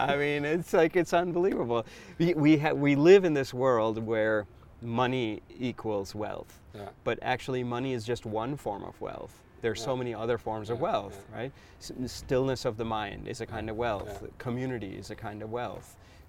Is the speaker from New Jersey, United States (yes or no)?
no; California, United States; I come from the Silicon Valley.